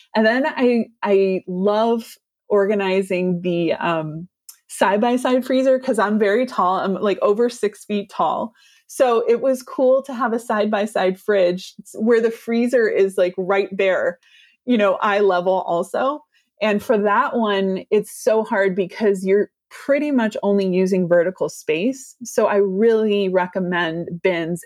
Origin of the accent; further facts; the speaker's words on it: California, United States; I'm a Californian